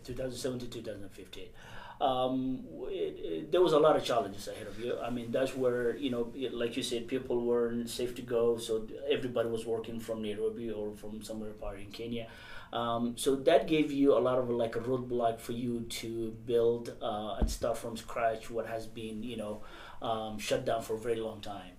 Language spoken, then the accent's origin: English; Somalia; now in Columbus, United States; I grew up, and I mean, the majority of my young life, I grew up in Somalia.